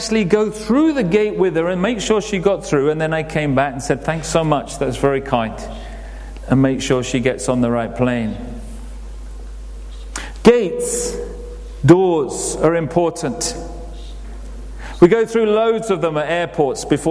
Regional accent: England, United Kingdom; we're very English

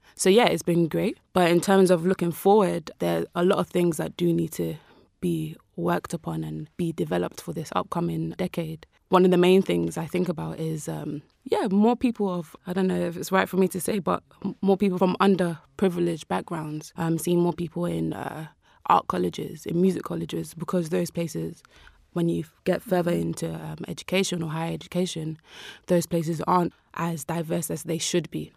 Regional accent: London, United Kingdom; I grew up in South London.

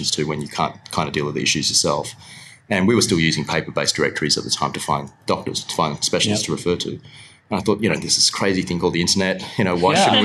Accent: Perth, Western Australia, Australia; also born or lived in Kuala Lumpur, Malaysia; I've got family there, but I grew up in Perth for sure

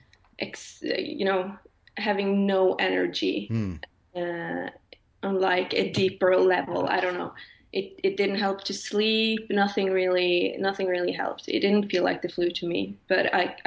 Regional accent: Norway; moved away as an adult; now in Stockholm, Sweden; I'm from Norway, but I live in Sweden, Stockholm at the moment

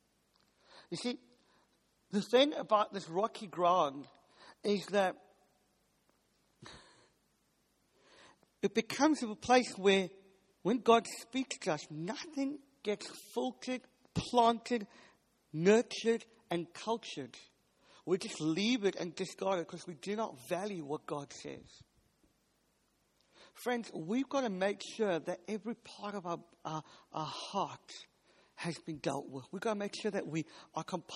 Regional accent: South Africa; now in United Kingdom; I'm from South Africa, and we do meat really good. We have what's called a braai

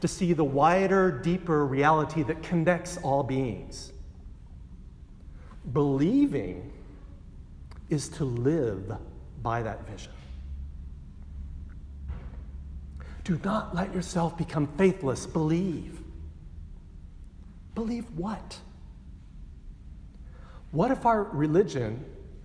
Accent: Texas, United States; I grew up in Texas, and most of my family was Baptist

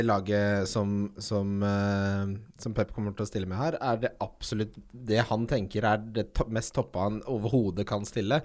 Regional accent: Ski, Akershus, Norway; jeg vokste opp i Ski

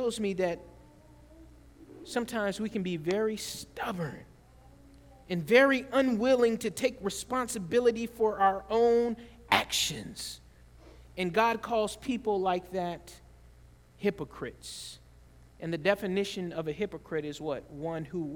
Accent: the South, United States; I grew up in the South, and I remember growing up in the South, we would ride bikes everywhere

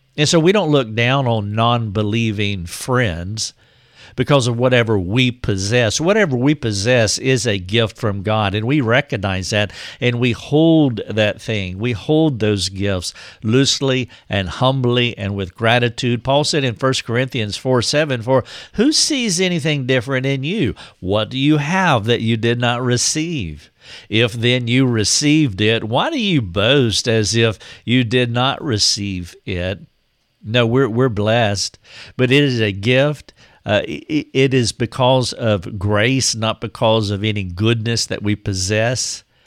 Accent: North Carolina, United States; my hometown in North Carolina

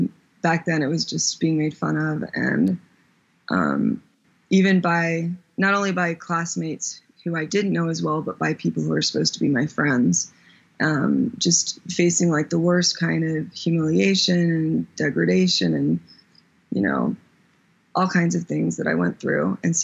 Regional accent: Ohio, United States; born there; also born or lived in Germany / Virginia / Texas; So middle school was in Texas, and those were probably the worst years of my life. And then before that was Virginia. Before that was Germany for 8 years, 7 or 8 years. I was born in Ohio.

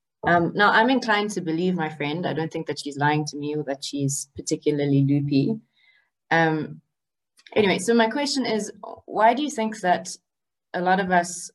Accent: South Africa; I'm South African, and I have friends here in South Africa

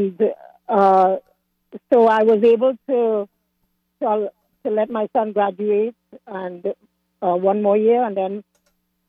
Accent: Trinidad & Tobago; also born or lived in Washington area, United States; now in Washington, United States; originally I'm from Trinidad

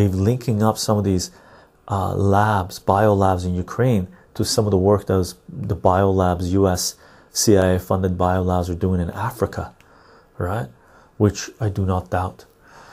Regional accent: Canada; I'm Canadian.

